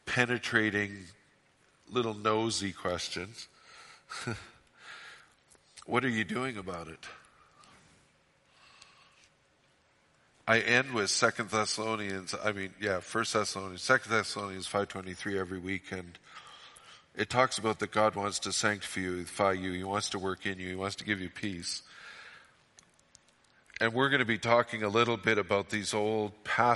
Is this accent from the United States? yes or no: no; Fort St. John, British Columbia, Canada; I'm from Fort St. John